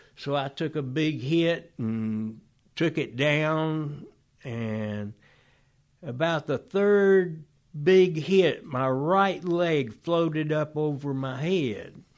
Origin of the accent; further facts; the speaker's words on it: Oxford, Georgia, United States; also born or lived in Griffin, Georgia; we moved when I was one month old to Oxford, Georgia, to the Emory University, uh, Oxford College